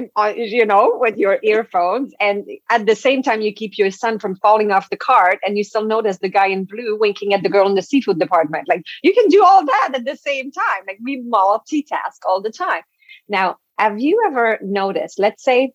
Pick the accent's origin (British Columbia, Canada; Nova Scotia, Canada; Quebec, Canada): Quebec, Canada; first language French; English is a second language; moved away; I'm French from Quebec